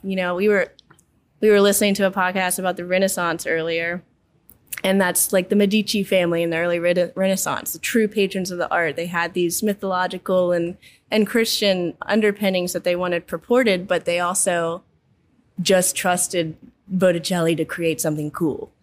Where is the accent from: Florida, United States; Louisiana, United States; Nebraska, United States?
Louisiana, United States; Baton Rouge; I'm born and raised in Baton Rouge